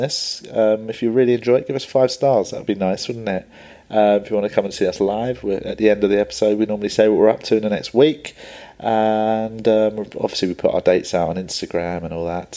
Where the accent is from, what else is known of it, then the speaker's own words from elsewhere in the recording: London, United Kingdom; I grew up in Tooton in South London